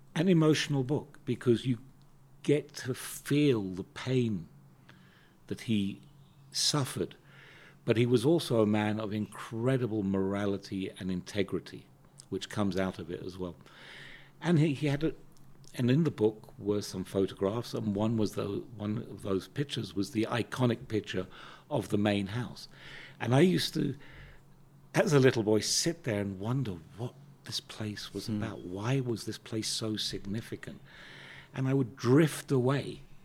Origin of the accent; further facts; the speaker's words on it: United Kingdom; moved away as an adult; now in South Africa; growing up in Britain was a very interesting experience on a number of levels